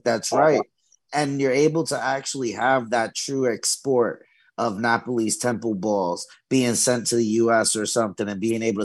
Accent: New York City, New York, United States; moved away; I'm originally from New York and Brooklyn

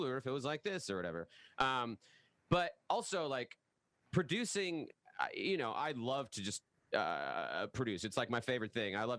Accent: the Northwest, Pacific Northwest, United States; I'm from the Northwest

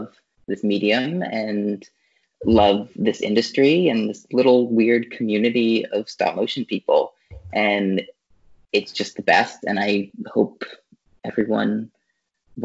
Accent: Louisville, Kentucky, United States; moved away; I grew up in Louisville, Kentucky, which is not a like hotbed of animation, but it is like a creative town

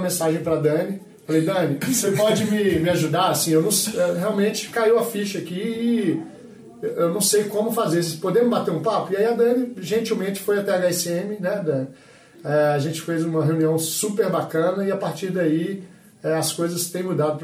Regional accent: Minas Gerais, Brazil; eu sou mineiro, atleticano

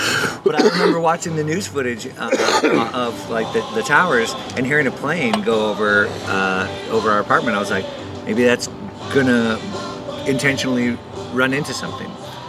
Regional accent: Hawaii, United States; also born or lived in Orange County; I was born in Hawaii, and I kind of raised

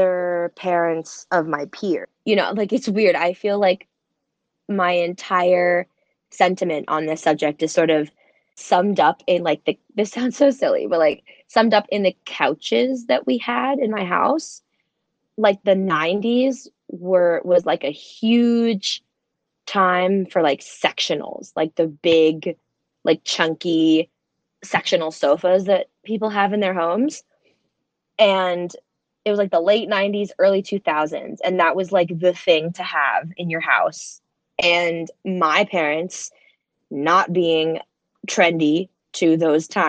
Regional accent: Central New Jersey, United States; Central New Jersey

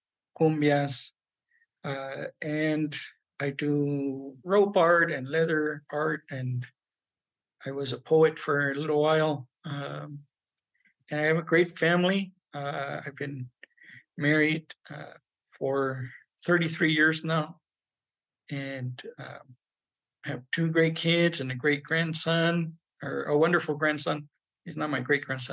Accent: Southern California, United States; also born or lived in Albuquerque, New Mexico; now in New Mexico, United States; I'm Chicano. I was raised in Southern California

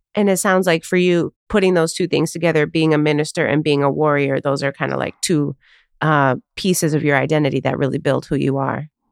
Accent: Chicago, Illinois, United States; my hometown of Chicago

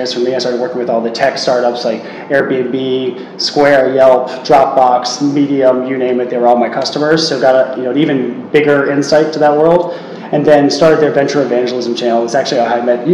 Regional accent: East Coast of the United States, United States; accent: American; moved away as an adult; now in Hong Kong; I grew up in the East Coast of the States

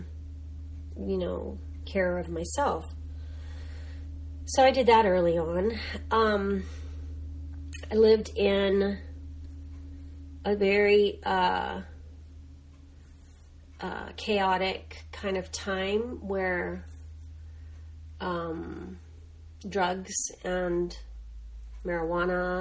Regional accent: Los Angeles, California, United States; that's in East Los Angeles, California

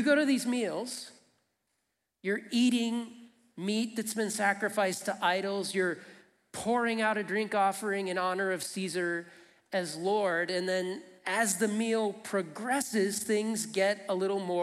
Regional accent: Flint, Michigan, United States; I grew up in Flint, Michigan.

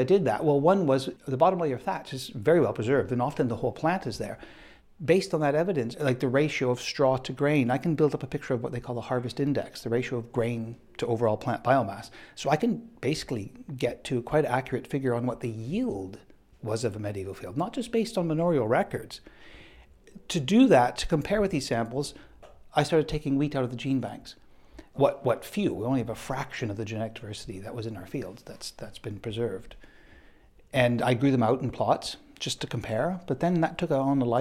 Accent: Canada; moved away; I'm Canadian

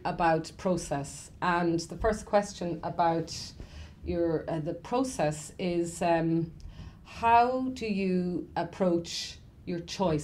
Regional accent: Ireland; as Irish people

